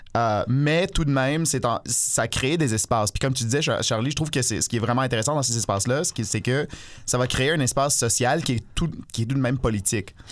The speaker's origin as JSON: {"language": "French", "region": "Ontario", "country": "Canada", "said": "en plus d'être, euh, un noir, je suis un franco-ontarien"}